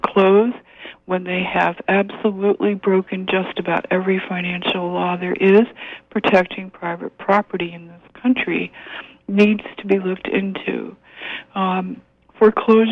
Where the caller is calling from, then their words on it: Penobscot, Maine, United States; I'm calling from Penobscot